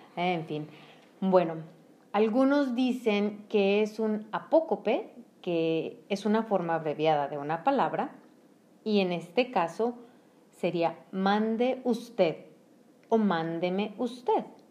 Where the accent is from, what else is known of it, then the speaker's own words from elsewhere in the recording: Mexico; solo en México decimos mande